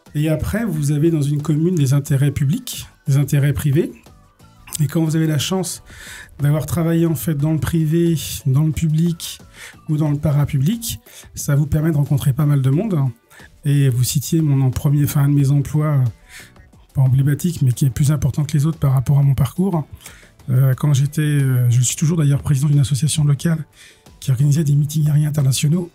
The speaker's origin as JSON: {"language": "French", "town": "Cholet", "region": "Pays de la Loire", "country": "France", "tie": "born or raised there", "said": "je suis né en 72 à Cholet. J'y ai passé toute ma vie, euh, ma jeunesse quasiment."}